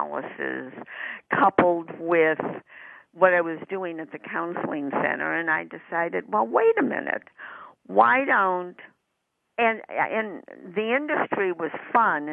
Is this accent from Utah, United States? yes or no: no; Chicago, Illinois, United States; moved away as an adult; now in Los Angeles, United States; I grew up in Chicago, and I moved from Chicago to Los Angeles